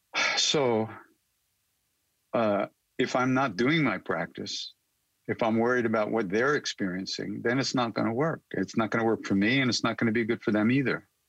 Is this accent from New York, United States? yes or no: yes; Long Island, New York, United States; also born or lived in India; I'm a kid from Long Island, New York. So and I grew up with rock and roll